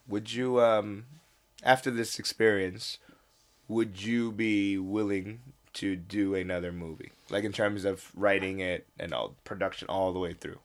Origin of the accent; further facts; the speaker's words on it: United States; now in South Korea; I was born in the States